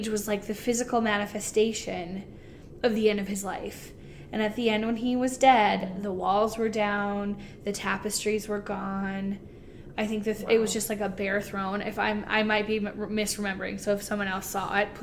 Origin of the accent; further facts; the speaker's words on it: North Dakota, United States; Where are you guys from? And we're like, North Dakota.